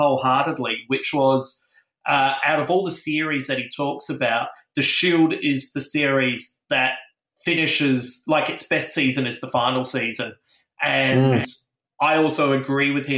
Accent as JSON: {"language": "English", "town": "Adelaide", "region": "South Australia", "country": "Australia", "moved": "yes", "said": "originally I come from Adelaide"}